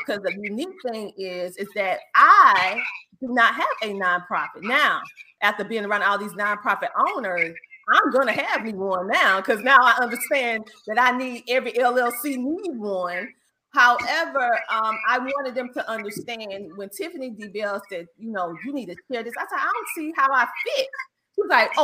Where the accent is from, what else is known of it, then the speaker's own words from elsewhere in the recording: Bennettsville, South Carolina, United States; accent: Southern twang; My hometown is Bennettsville, South Carolina, actually. And for all of you, I know you hear the Southern twang.